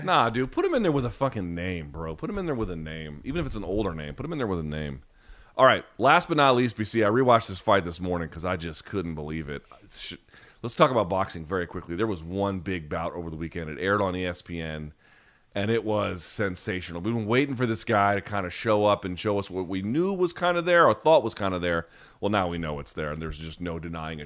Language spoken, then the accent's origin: English; United States; I'm American